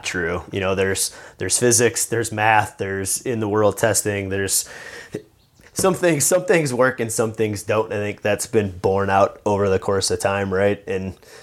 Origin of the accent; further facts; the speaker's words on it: Indiana, United States; moved away as an adult; I grew up in Indiana